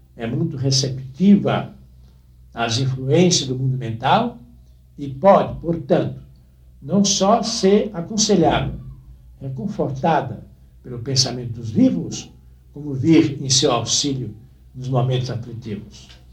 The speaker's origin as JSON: {"language": "Portuguese", "region": "Northeast Brazil", "country": "Brazil", "tie": "born or raised there", "moved": "yes", "said": "o lugar onde nasci era uma cidade, e é ainda, uma das grandes cidades do Nordeste, ou talvez a maior do interior do Nordeste brasileiro"}